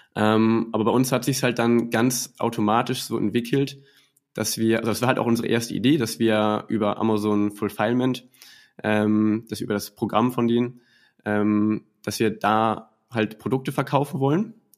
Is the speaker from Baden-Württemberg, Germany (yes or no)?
no; Schleswig-Holstein, Germany; Ich komme aus Schleswig-Holstein